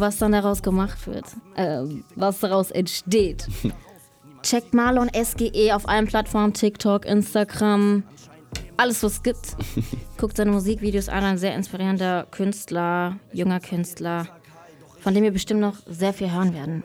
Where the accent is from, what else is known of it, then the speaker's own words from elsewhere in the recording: Kelkheim, Hesse, Germany; ich bin im Taunus aufgewachsen, in Kelkheim